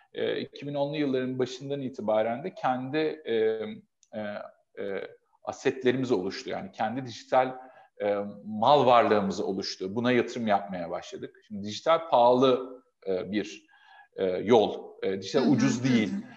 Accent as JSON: {"language": "Turkish", "region": "Adana", "country": "Turkey"}